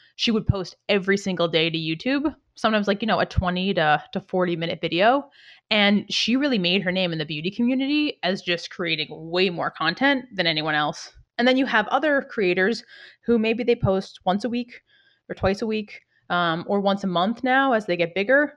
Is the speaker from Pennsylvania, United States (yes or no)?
no; outside Boston, Massachusetts, United States; I grew up outside Boston